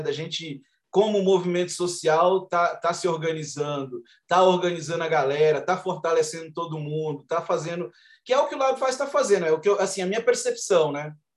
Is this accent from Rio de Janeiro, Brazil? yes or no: no; Gama, Federal District, Brazil; Eu sou da, da periferia do Gama, moro no Gama